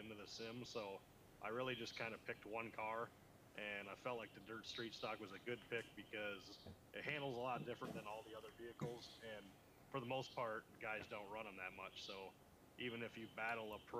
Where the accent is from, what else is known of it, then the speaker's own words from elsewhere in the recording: Rockford, Illinois, United States; I'm right outside of Rockford in Illinois, right up on about an hour west of Chicago, right on the Illinois-Wisconsin border